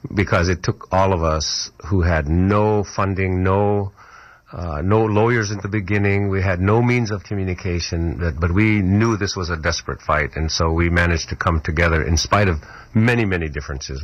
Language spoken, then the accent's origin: English; Kotzebue, Alaska, United States; my hometown of, called Kotzebue